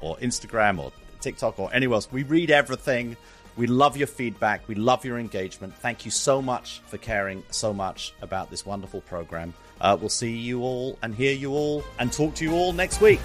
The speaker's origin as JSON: {"language": "English", "region": "South East England", "country": "United Kingdom", "tie": "born or raised there", "moved": "yes", "said": "being English educated, having grown up in the southeast of England"}